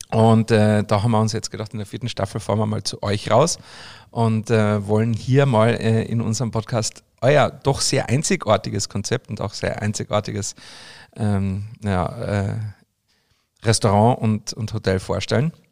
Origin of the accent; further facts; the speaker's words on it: Austria; für mich als Österreicher, der mitten aus dem Berg kommt